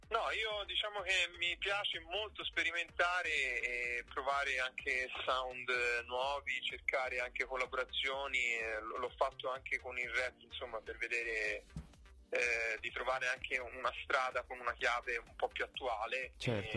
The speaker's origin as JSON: {"language": "Italian", "town": "Florence", "region": "Tuscany", "country": "Italy", "said": "Io sono di Firenze"}